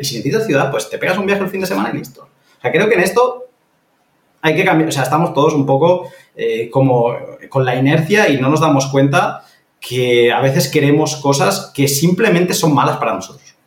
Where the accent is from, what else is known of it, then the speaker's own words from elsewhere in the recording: Catalonia, Spain; moved away; esto yo lo vi viviendo en, Cataluña, que yo me estaba rompiendo la cabeza por comprarme un piso en, en, mi pueblo de toda la vida